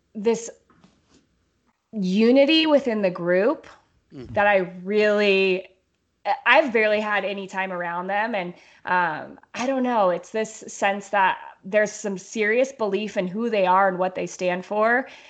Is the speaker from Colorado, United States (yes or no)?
yes; Lakewood, Colorado, United States; also born or lived in Arvada, Colorado; we moved from Arvada to Lakewood, which is just like one suburb to the other, uh, my parents, we were four and five